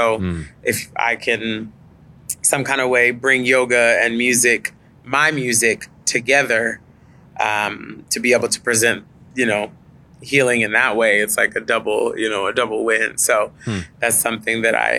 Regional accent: Dallas, Texas, United States; I grew up in the suburbs. I grew up in North Dallas.

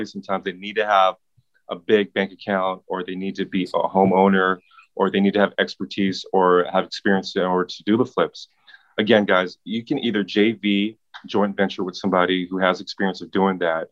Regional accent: Pasadena, California, United States; I grew up, if you're familiar with Pasadena, I grew up in Community Arms Projects

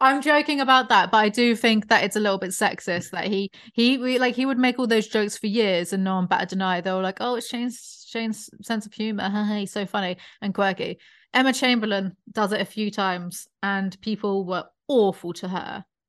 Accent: United Kingdom; born or raised there; moved away

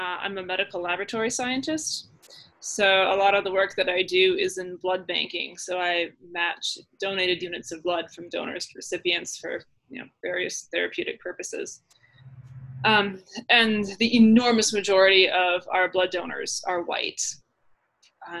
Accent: Minnesota, United States; now in Colorado, United States; I was born and raised in Minnesota

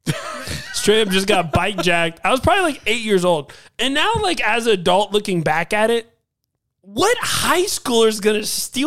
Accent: Tucson, Arizona, United States; I grew up in Tucson, Arizona for most of like my kid years, like under 10.

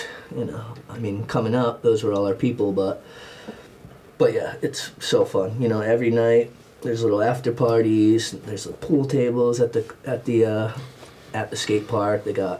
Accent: East Coast, United States; I grew up in the East Coast ocean, so I'm a strong swimmer.

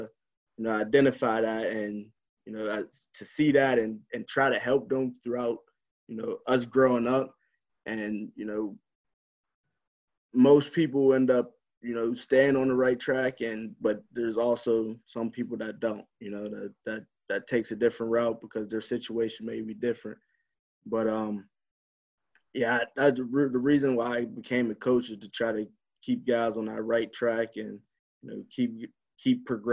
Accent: Clairton, Pennsylvania, United States; growing up in Clarion

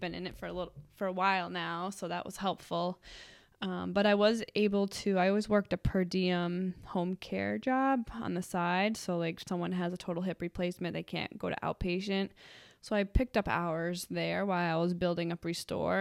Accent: Cranston, Rhode Island, United States; I am from Cranston, Rhode Island. I went to Cranston High School West for high school

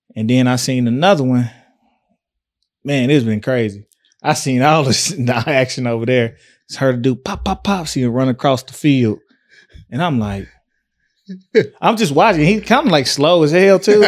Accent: Tyler, Texas, United States; also born or lived in Fort Worth; I'm from West Side, West Tyler

